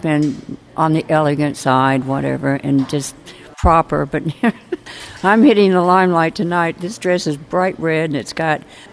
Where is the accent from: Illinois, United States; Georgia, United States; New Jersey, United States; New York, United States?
Illinois, United States; I grew up in Illinois on a farm